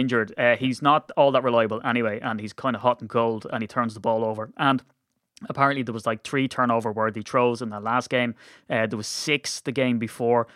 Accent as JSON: {"language": "English", "country": "Ireland", "said": "we're Irish"}